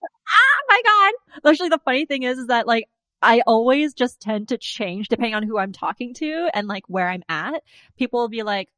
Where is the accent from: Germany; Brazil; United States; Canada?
Canada; Winnipeg, Manitoba; also born or lived in Vancouver; sometimes I'm just like, I'm from Vancouver. Other times, I'm just like, if I want to feel like extra unicorn, I'm just like, I'm from Winnipeg. But then, like, in Vancouver, they're just like, where are you from? I'm just like, from Winnipeg.